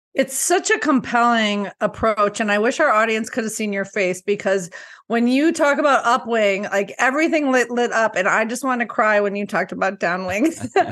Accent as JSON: {"language": "English", "region": "Colorado", "country": "United States", "said": "I'm from Colorado, and this is a, a blue state"}